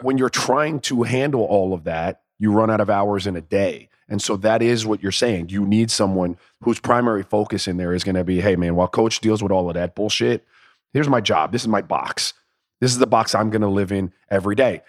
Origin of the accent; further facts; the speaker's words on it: Florida, United States; I'm a kid from Florida